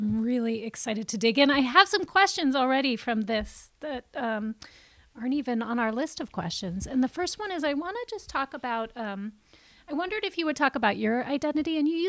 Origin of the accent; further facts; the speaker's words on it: Vermont, United States; I, as a white Vermonter